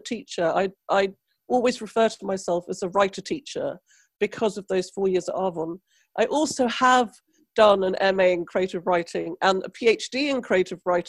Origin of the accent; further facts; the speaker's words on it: Trinidad & Tobago; now in United Kingdom; I come from the West Indies, Trinidad, where there's no art provision for nobody ever